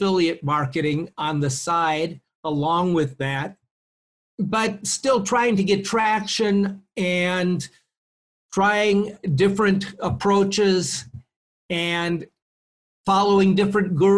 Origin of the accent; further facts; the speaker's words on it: Maplewood, Minnesota, United States; moved away as an adult; also born or lived in Iowa; now in Mexico; I grew up in Minnesota.